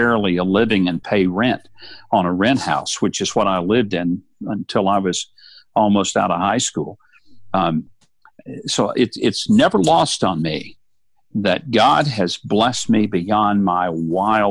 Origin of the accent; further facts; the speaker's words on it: South Arkansas, United States; I grew up dirt poor in South Arkansas